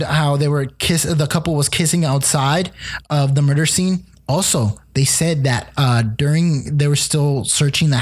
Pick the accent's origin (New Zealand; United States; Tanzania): United States; me as American